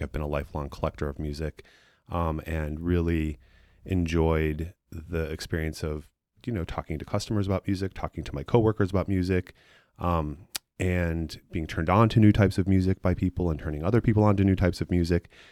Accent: Chicago, Illinois, United States; moved away as an adult; also born or lived in San Francisco / Alameda; I am from Chicago. I grew up, um, on the far northwest side in Edison Park

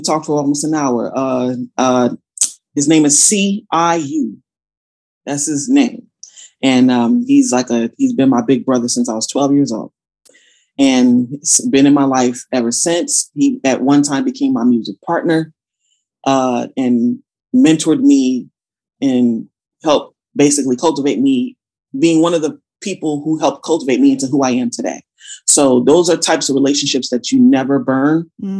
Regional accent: Passaic, New Jersey, United States; born there; also born or lived in Georgia; So I was born in New Jersey, Passaic, New Jersey, in fact. I moved to Georgia first in 88 with my family.

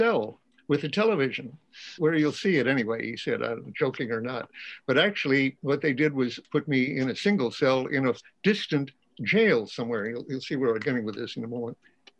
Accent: United States; I really felt, I'm an American citizen, the time for this is to be in jail protesting this.

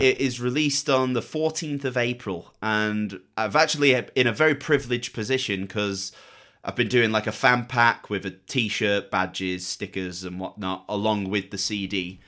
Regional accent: Manchester, North West England, United Kingdom; 'cause we're both from Manchester as well.

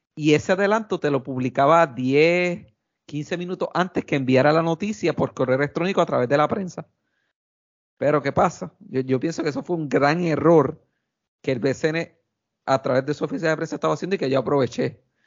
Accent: Quebradillas, Puerto Rico; soy original de Quebradilla

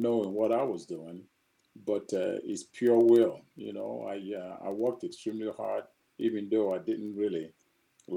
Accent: Nigeria; moved away as an adult; also born or lived in Azusa, California / Kansas City; growing up in Nigeria

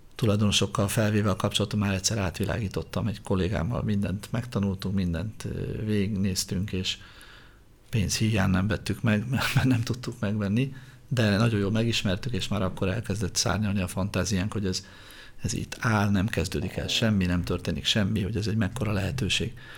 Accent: Budapest, Hungary; Én úgy nőttem föl Budafokon, hogy az utca volt a játszótér

